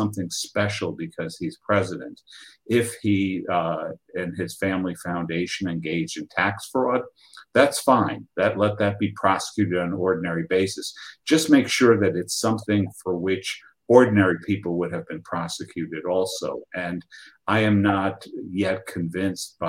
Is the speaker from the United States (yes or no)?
no; Argentina; moved away; my home country of Argentina